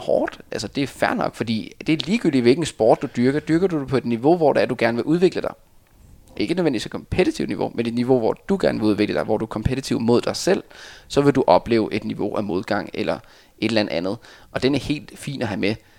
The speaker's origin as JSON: {"language": "Danish", "country": "Denmark"}